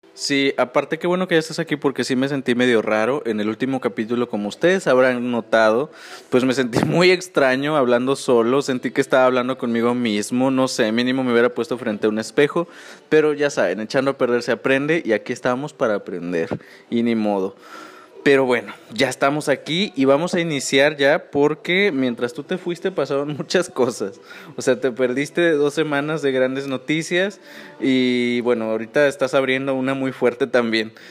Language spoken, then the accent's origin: Spanish; Mexico; uno como mexicano sí tiene